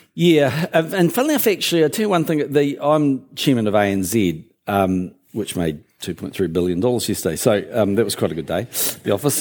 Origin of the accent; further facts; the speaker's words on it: Christchurch, Canterbury, New Zealand; also born or lived in Auckland; I actually grew up in Christchurch, went to Burnside High, um, but, but I was born in Auckland